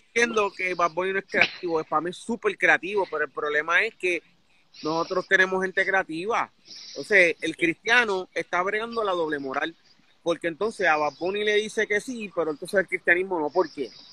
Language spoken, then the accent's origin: Spanish; Puerto Rico; now in United States; en Puerto Rico, mi hermano y yo vacilábamos con esa palabra cada rato